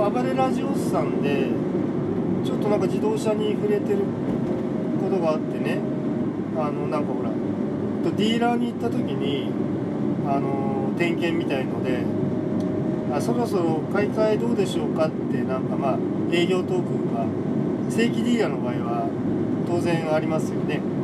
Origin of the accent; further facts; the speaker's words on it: Tokyo, Japan; 僕はあの東京出身なんですけど